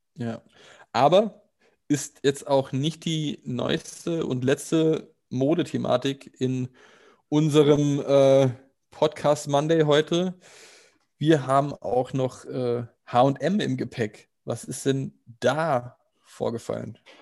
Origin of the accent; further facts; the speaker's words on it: Germany; als Deutscher